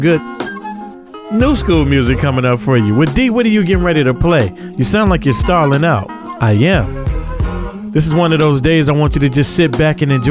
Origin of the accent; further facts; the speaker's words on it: the South, United States; now in Los Angeles, United States; I'm from the South